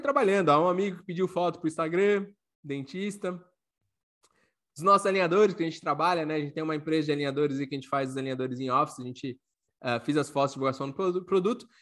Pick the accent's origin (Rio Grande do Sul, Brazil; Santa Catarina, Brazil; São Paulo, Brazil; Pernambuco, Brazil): Santa Catarina, Brazil; Florianópolis; moved away as an adult; also born or lived in Paraná; now in Pomerode, Brazil; eu sou natural de Florianópolis, que é a capital do estado.